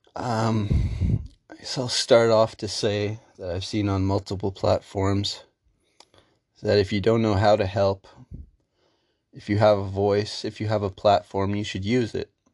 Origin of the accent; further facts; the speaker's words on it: Canada; I lived in Canada my whole life in a ninety-nine percent white town